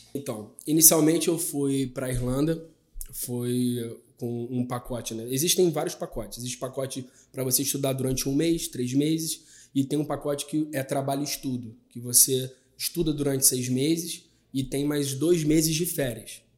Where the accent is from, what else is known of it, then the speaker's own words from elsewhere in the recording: Rio de Janeiro, Brazil; nascido e criado na Cidade de Deus